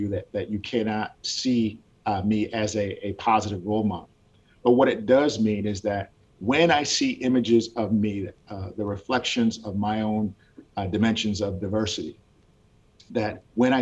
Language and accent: English; Washington, United States; moved away as an adult; also born or lived in Gwinnett County, Georgia; now in Georgia, United States; I grew up in Washington State.